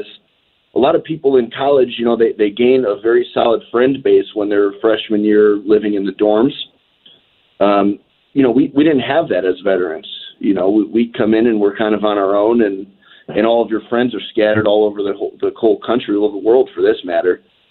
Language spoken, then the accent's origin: English; Cleveland, Ohio, United States; moved away as an adult; we grew up in Cleveland, and I enlisted straight out of high school.